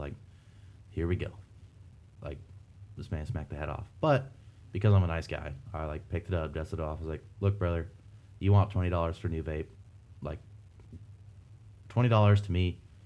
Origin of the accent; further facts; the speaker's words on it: Rocky Mountain range, Rocky Mountains, United States; also born or lived in Washington; I'm being from the Rocky Mountain range